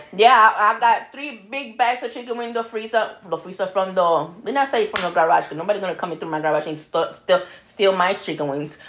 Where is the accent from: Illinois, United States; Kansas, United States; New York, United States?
New York, United States; moved away; I'm Brooklyn girl over here